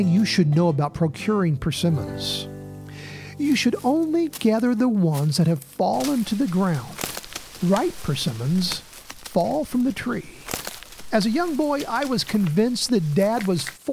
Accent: Indiana, United States; native to my home state

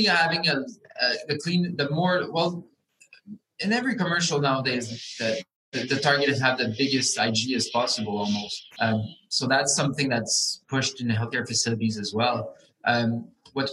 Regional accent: Quebec, Canada; I'm from Quebec

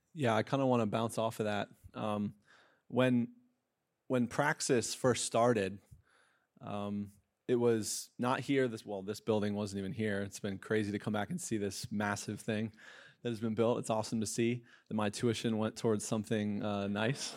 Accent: Pennsylvania, United States; moved away; I'm from Pennsylvania

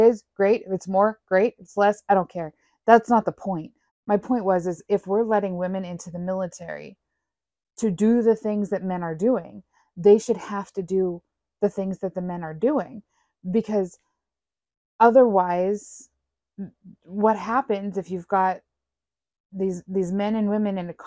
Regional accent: United States; as American citizens

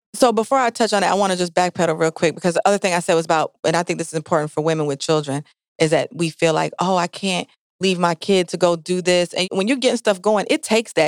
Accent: Jamaica; now in Milwaukee, United States; I'm Jamaican

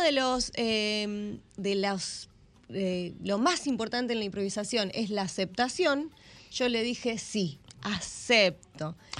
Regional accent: Argentina; moved away as an adult; now in Las Galeras, Dominican Republic; Soy argentina y tomo mucho mate

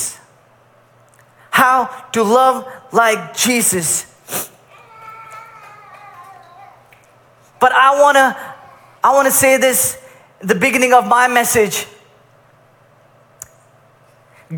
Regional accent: Kuwait; I grew up in Kuwait for most of my life

